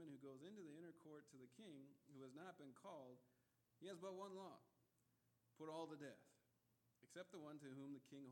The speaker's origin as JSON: {"language": "English", "region": "Midwest", "country": "United States", "tie": "born or raised there", "also_born_or_lived": "Northern California", "moved": "as an adult", "said": "growing up in the Midwest"}